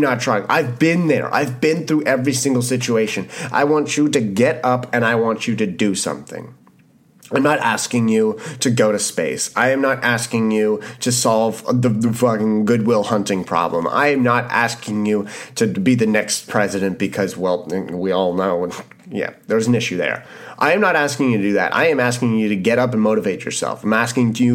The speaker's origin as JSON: {"language": "English", "country": "Canada", "said": "being Canadian"}